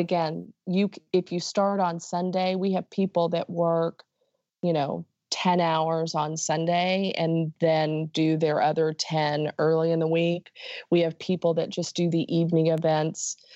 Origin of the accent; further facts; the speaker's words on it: Dallas, Texas, United States; I'm from the Dallas area